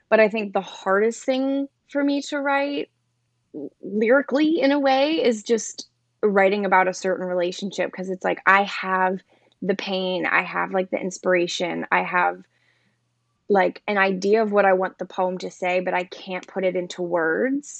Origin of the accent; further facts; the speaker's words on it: New Jersey, United States; moved away as an adult; now in Brooklyn, New York, United States; born and raised in New Jersey, South Jersey, like, closer to Philly